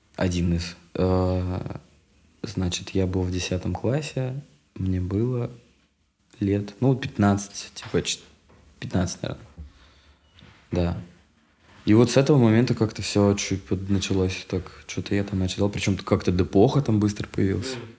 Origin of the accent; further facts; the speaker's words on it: Yeysk, Krasnodar Krai, Russia; moved away; also born or lived in Moscow; я очень долго как бы рос в Ейске у бабушки. Меня отправляли там типа на полгода туда